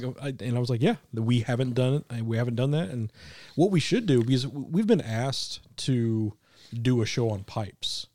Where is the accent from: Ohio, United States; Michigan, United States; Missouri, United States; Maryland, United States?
Missouri, United States; Kansas City; now in Arkansas, United States; I grew up in Kansas City. It's flat.